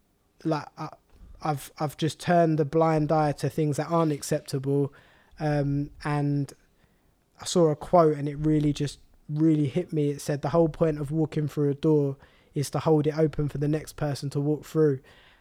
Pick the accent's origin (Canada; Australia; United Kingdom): United Kingdom; Walthamstow, London; I was born and raised in Walthamstow, but then because of my parents wanted to move us to more of an affluent area